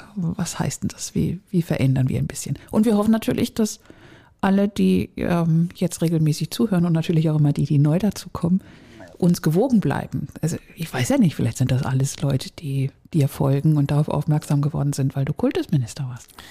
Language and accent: German; Schleswig-Holstein, Germany; moved away; meine alte Heimat